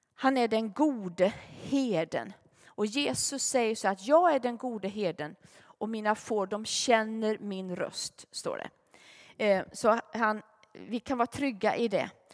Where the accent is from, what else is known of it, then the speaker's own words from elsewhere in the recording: Gunnarskog, Värmland, Sweden; vi hade en i församlingen hemma i Gunnarskog